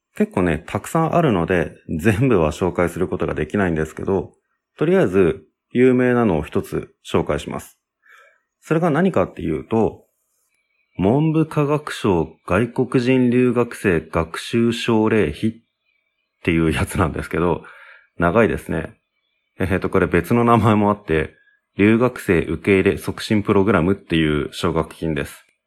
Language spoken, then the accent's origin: Japanese; Japan; 俺は日本人なので